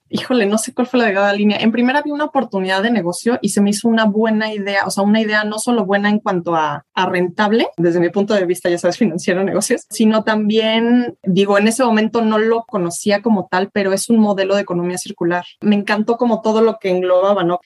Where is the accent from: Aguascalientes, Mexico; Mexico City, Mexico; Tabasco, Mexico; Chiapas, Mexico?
Chiapas, Mexico; Tuxtla Gutiérrez; soy de Tuxtla